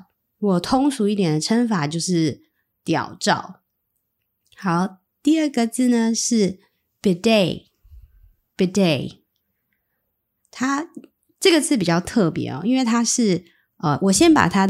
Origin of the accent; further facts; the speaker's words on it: Taiwan; 最至少对我们台湾人而言，我可以学一下，遇到这个状况，我们应该要怎么反应，用什么字，用什么句型，这个还蛮实用。